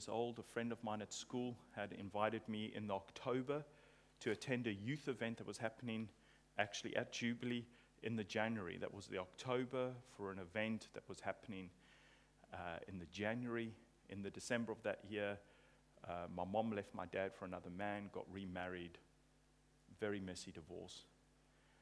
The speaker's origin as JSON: {"language": "English", "region": "England", "country": "United Kingdom", "said": "I'm English"}